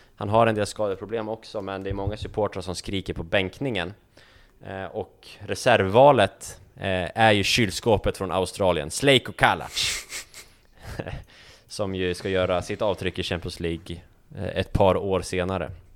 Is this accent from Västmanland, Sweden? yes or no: yes; Västerås, Västmanland, Sweden; jag var hemma på min altan hemma i Västerås, på, i villan jag uppväxt